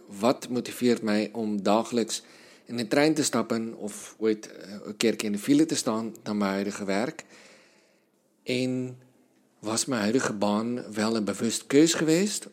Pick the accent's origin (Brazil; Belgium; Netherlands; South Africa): South Africa; moved away; Zuid-Afrikaanse taal in Zuid-Afrika, land waar ik vandaan kom